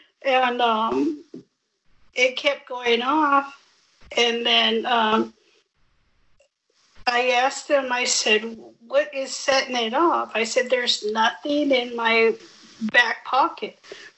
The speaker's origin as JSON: {"language": "English", "country": "United States", "tie": "born or raised there", "said": "Born and raised."}